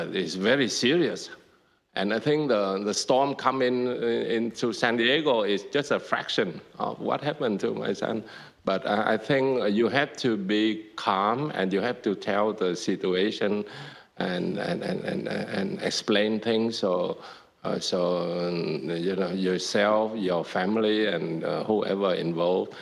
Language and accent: English; Vietnam; moved away; growing up in Vietnam